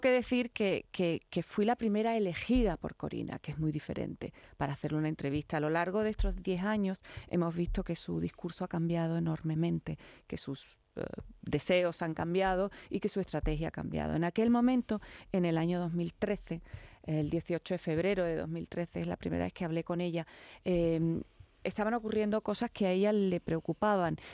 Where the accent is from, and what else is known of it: Spain